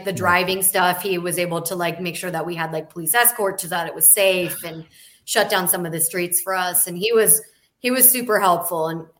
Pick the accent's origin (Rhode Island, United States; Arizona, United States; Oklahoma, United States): Arizona, United States; now in California, United States; I'm from Arizona originally, but I'm from the California forever.